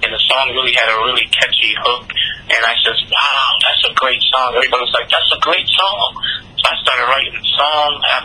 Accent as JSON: {"language": "English", "town": "Boston", "region": "Massachusetts", "country": "United States", "tie": "born or raised there", "said": "I grew up in the heart of Boston, grew up in a real, real bad neighborhood, the projects"}